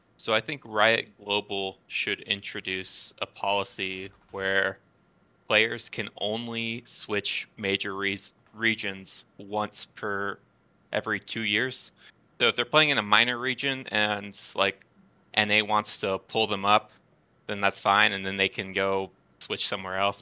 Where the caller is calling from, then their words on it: Fresno, California, United States; I'm calling from Fresno, California